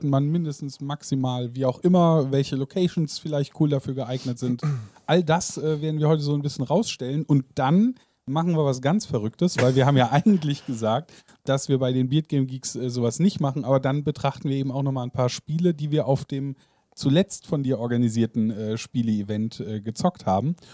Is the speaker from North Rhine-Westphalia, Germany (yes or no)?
no; Rhineland-Palatinate, Germany; now in Merseburg, Germany; Für mich als Pfälzer äh, ganz nett in der äh, Heimat gewesen zu sein.